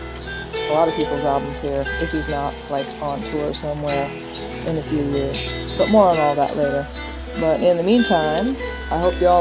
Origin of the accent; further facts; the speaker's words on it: Iowa, United States; moved away as an adult; now in Texas, United States; I grew up in Iowa, traveled around a lot, and now I'm here.